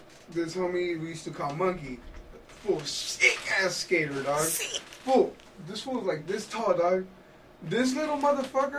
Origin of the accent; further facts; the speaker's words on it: Fullerton, California, United States; I grew up in Fullerton, California, right on Valencia and Harbor